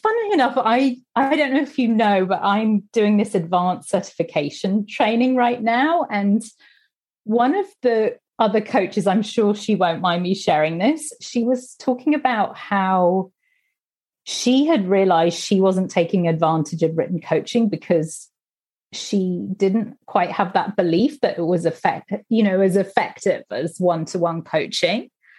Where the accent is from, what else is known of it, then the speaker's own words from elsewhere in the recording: Singapore; also born or lived in Manila, Philippines / Hong Kong / Sydney, Australia / Tokyo, Japan; So I was born in Manila. I grew up in Singapore mostly.